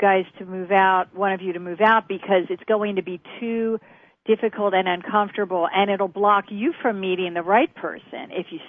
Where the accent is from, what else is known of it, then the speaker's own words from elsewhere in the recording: West Chester, Pennsylvania, United States; Where we grew up, right near Jersey in Pennsylvania, Westchester, Pennsylvania.